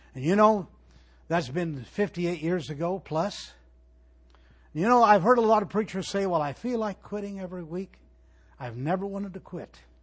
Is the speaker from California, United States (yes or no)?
no; Shelby County, near Tawawa, Ohio, United States; I was born in Shelby County. Uh, out here on the Bradigan Farm, one mile from Tuawa